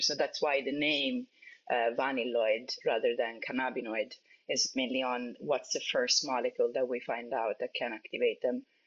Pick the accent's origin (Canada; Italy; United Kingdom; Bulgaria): Italy; moved away; I come from Italy